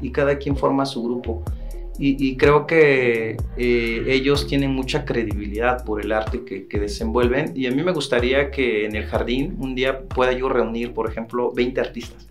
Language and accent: Spanish; Santo Domingo Tehuantepec, Oaxaca, Mexico; yo soy de, Tehuantepec